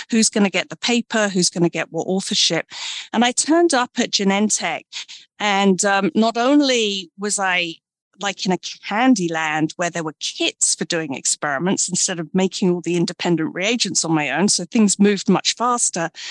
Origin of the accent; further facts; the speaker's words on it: Brighton, South East England, United Kingdom; also born or lived in London; I'm from the UK. I was born in Brighton, England, and uh, grew up in a village.